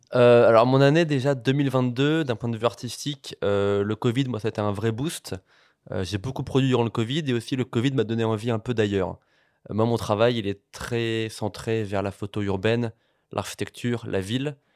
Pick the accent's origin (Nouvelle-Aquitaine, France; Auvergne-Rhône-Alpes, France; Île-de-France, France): Île-de-France, France; Paris; je, suis né à Paris, j'ai grandi à Paris